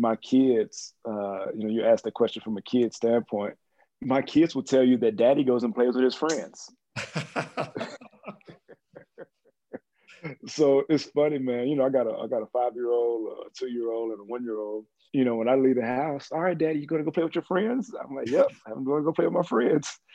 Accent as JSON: {"language": "English", "town": "Mexia", "region": "Texas", "country": "United States", "tie": "born or raised there", "also_born_or_lived": "Arizona", "moved": "yes", "said": "I always tell folks we actually have more cattle than we have people in Mejia, Texas"}